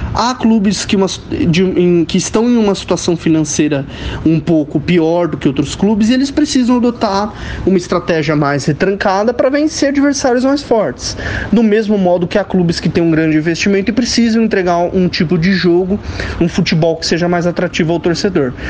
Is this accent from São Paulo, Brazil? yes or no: yes; São Paulo, Brazil; also born or lived in ABC Paulista; Sou de São Paulo, morei muito tempo no ABC Paulista